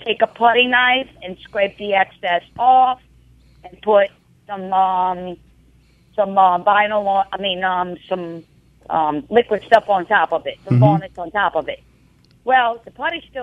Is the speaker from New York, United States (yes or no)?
no; New Orleans, Louisiana, United States; I was raised in New Orleans also on hardwood floors